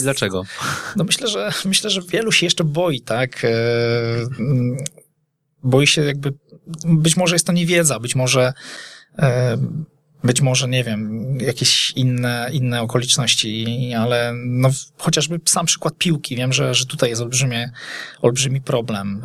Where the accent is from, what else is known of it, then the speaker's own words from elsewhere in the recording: Poznań, Greater Poland, Poland; jestem rodowitym poznaniakiem